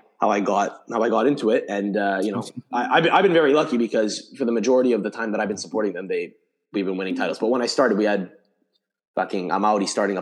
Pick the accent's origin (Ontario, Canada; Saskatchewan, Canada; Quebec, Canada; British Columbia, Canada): Quebec, Canada; Montreal; I grew up, was born and raised in Montreal, Canada, still live here